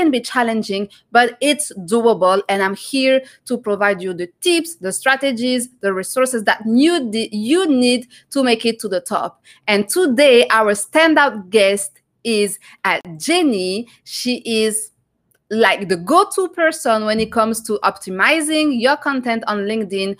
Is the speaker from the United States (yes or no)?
no; France; now in Canada; I'm from France too